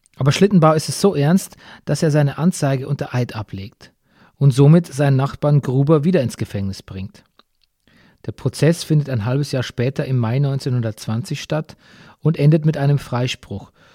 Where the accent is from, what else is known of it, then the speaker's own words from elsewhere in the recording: Bavaria, Germany; meiner Heimat Bayern